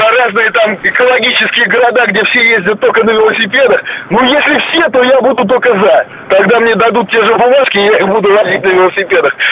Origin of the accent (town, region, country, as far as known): Moscow, Russia; born or raised there